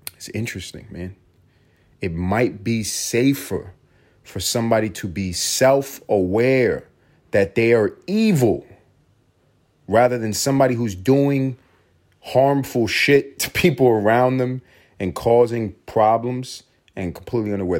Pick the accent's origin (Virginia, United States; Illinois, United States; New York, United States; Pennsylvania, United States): New York, United States; New York City; also born or lived in Puerto Rico (ancestry); growing up in New York City